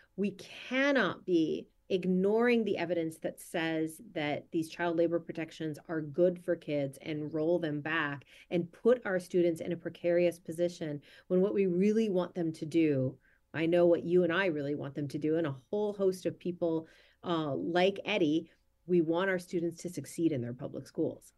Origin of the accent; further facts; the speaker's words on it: Minnesota, United States; my home state of Minnesota